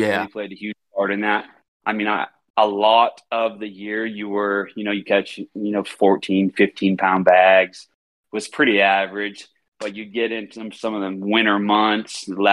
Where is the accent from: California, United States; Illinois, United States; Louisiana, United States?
California, United States; Redding; moved away as an adult; now in Georgia, United States; born and raised in Redding, California. I lived a half a mile from Shasta Lake from the time I was born until I was about 15, 16 years old